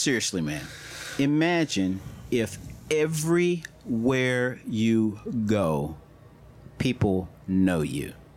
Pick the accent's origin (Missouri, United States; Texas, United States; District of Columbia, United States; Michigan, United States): Missouri, United States; St. Louis; growing up in St. Louis